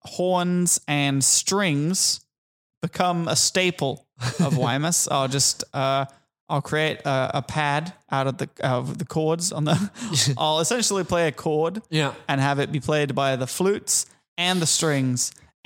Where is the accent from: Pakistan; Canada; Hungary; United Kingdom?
United Kingdom; England; now in Australia; I'm not from here. I'm from England.